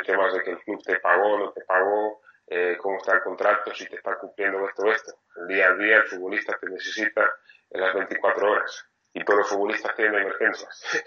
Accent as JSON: {"language": "Spanish", "country": "France", "said": "soy francés"}